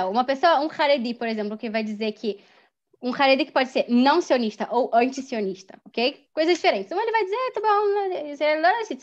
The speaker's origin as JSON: {"language": "Portuguese", "country": "Germany", "said": "Se eu me defino se eu que sou judia hum, me diz, eu preciso de certa forma me, me, dizer não, eu sou alemã."}